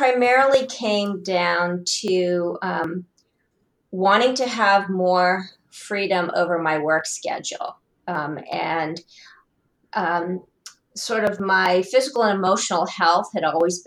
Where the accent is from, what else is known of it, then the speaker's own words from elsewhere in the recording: Columbus, Ohio, United States; born and raised in Columbus, Ohio